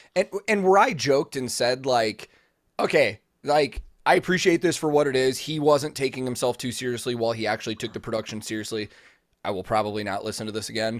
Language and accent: English; Chicago, Illinois, United States; I was growing up in the Chicago local scene